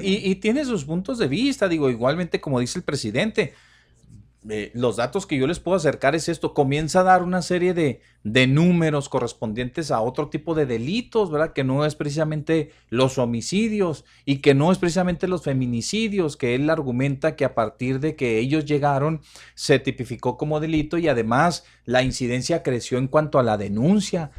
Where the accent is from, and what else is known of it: Ciudad Juárez, Chihuahua, Mexico